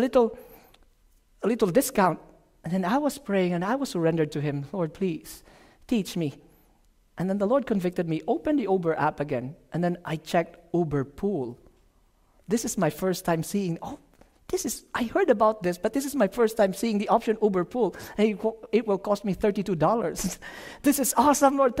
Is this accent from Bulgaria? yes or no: no; Philippines; moved away; from the Philippines